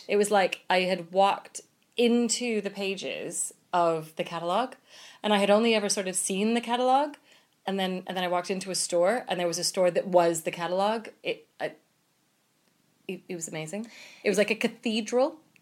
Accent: United States; So I'm American

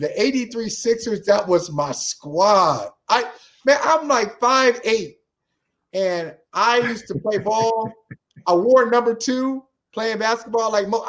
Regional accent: Akron, Ohio, United States; You know, I grew up in Akron

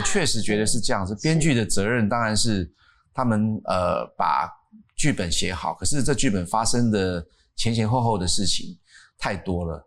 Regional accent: Miaoli County, Taiwan; 我在苗栗的，大家说苗栗国 苗栗国苗栗的山上的一个，一个营区的旁边

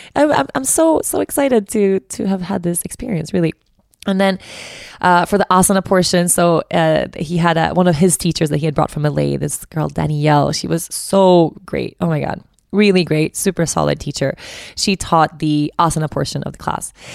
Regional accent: Stockholm, Stockholm County, Sweden; I'm from Stockholm, so I know the city really well

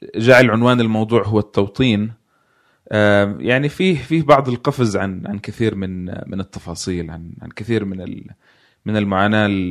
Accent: Jenin, West Bank, Palestine; moved away as an adult; also born or lived in Nablus / Jordan; now in United States; تقنيا ولدت في نابلس بس انا من جنين

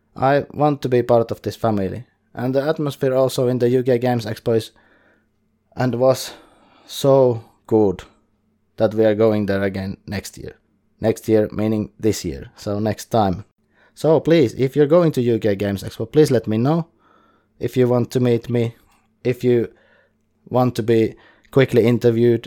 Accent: Finland; English is a second language; I'm from Finland and I can do some coverage in Finnish

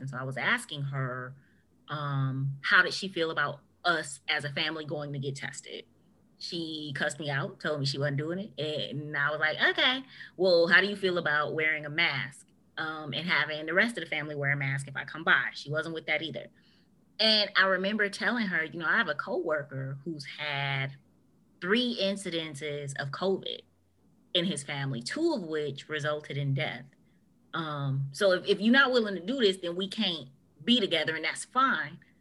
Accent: United States; us as an American culture

